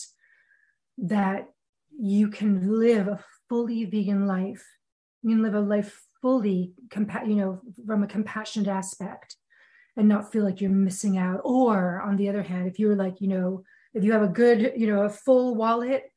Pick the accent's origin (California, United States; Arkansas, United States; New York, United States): New York, United States; I'm a New Yorker